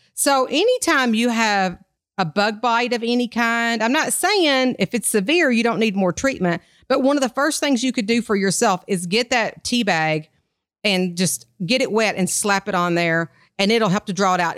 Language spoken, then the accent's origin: English; Kentucky, United States; I'm from Kentucky